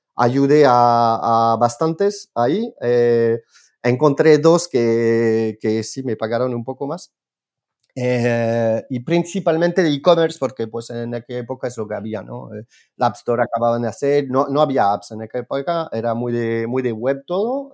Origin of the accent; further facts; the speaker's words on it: France; Spanish is a second language; moved away; soy, soy francés.